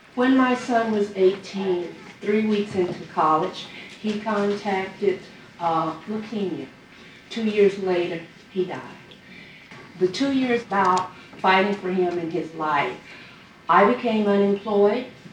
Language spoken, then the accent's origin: English; Los Angeles, California, United States; I grew up in Los Angeles